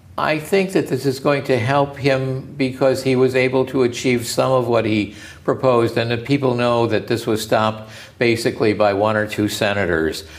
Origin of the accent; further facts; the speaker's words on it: United States; As an American